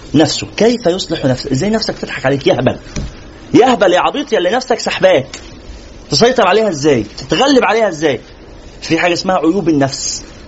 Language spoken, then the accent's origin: Arabic; Egypt; احنا مثلا عندنا في مصر